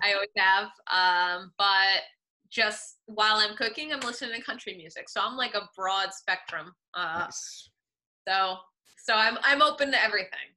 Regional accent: Woodbridge, Connecticut, United States; I grew up in Woodbridge, Connecticut.

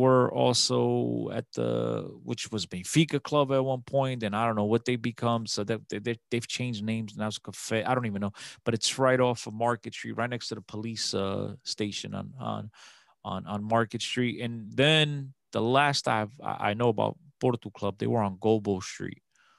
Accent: Newark, New Jersey, United States; And I start telling them, I'm from Newark. Like, oh, that's a huge community. I say, yeah, I think it's the biggest.

